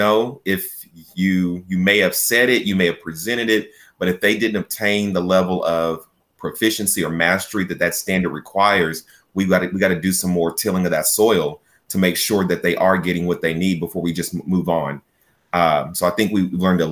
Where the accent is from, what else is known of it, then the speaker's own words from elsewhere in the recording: Chickasha, Oklahoma, United States; I was born and raised in Chickasha. I attended Chickasha Public Schools from Head Start all the way through high school